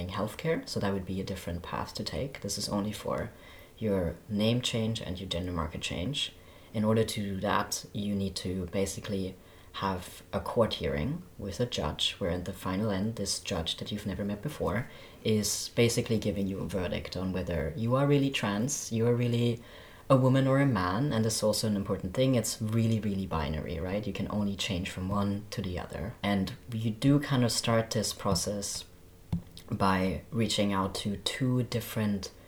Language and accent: English; Germany; moved away as an adult; now in Sweden; I am from Germany, and I moved to Sweden 6 years ago